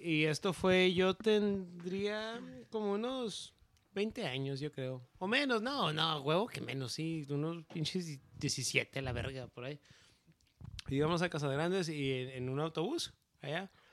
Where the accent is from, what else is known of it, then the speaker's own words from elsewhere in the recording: Ciudad Juárez, Chihuahua, Mexico; somos de Ciudad Juárez, en frontera con El Paso